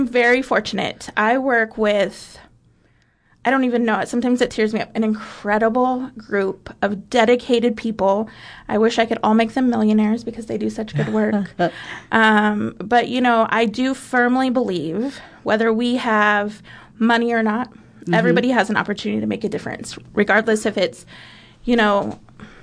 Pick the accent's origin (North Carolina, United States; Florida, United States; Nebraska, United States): Nebraska, United States; Beatrice; also born or lived in New Jersey; I grew up in Beatrice. I graduated from Beatrice High School